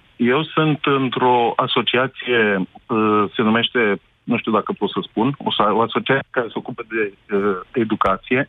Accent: Romania; locuiesc aici în România acum și sunt român

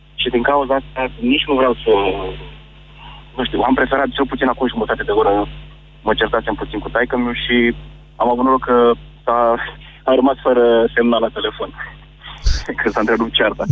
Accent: Iași, Iași County, Romania; sunt din Iași

